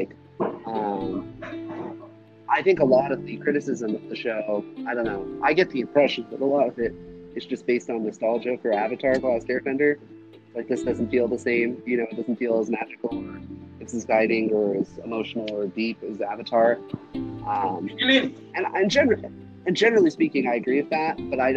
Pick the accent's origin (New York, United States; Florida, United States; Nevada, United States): Nevada, United States; growing up in Nevada and instead